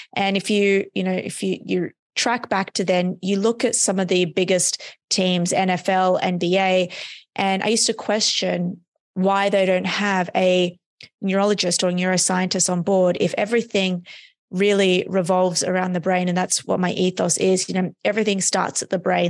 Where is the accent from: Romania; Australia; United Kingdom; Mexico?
Australia; moved away as an adult; now in United States; I'm from Australia, um, So, I was living in Australia at the time